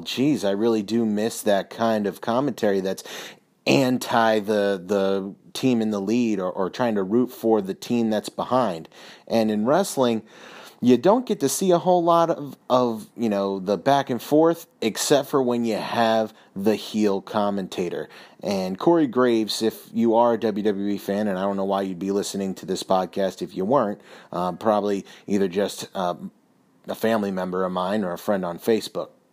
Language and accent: English; Philadelphia, Pennsylvania, United States; I'm from the Philadelphia area